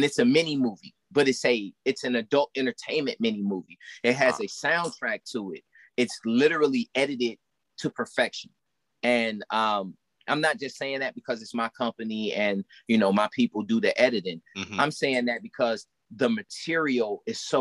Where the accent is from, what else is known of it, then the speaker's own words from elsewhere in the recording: Milwaukee, Wisconsin, United States; I grew up in Milwaukee, Wisconsin